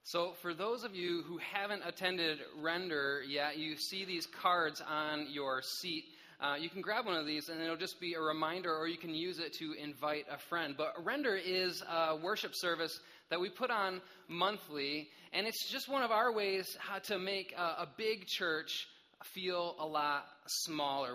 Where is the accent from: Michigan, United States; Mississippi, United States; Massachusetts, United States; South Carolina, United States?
Michigan, United States; I grew up in Michigan